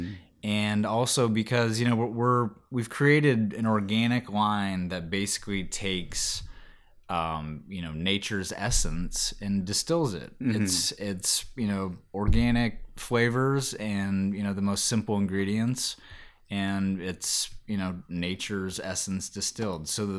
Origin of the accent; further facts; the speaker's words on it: Kauai, Hawaii, United States; You know, growing up in Kauai, which is the Garden Isle in Hawaii. Super, you know, just hippy-dippy culture there. I was a young kid, like 8, 9 years old. Spent about 4 or 5 years there.